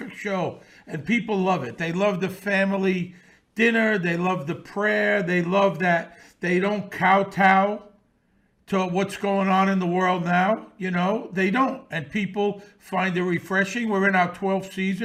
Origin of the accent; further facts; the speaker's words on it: New York City, New York, United States; I grew up around this in Bensonhurst in the 60s and 70s